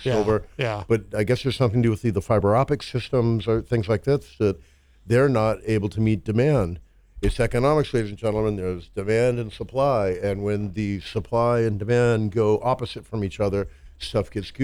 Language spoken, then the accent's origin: English; the South, United States; I was raised in the South